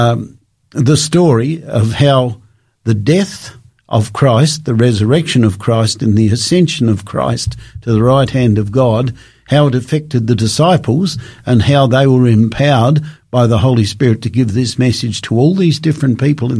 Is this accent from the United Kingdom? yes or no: no; Australia; I come from Australia